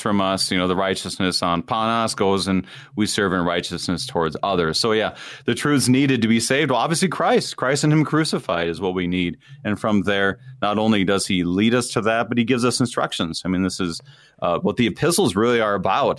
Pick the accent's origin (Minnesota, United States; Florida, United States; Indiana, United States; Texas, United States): Minnesota, United States; Wadena; moved away as an adult; I grew up in Wadena, Minnesota, and my dad was a pastor there for twenty-one years